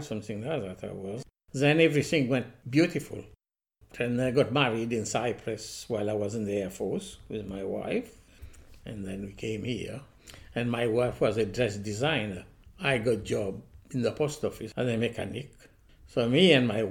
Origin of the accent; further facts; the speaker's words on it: Mauritius; moved away as an adult; also born or lived in Manchester; now in United Kingdom; I came to this country in 1960 and I was born in Mauritius